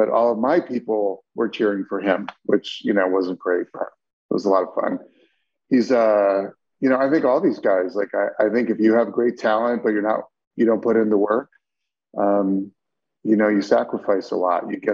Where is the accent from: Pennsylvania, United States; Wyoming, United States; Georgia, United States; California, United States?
Pennsylvania, United States; State College; I grew up in State College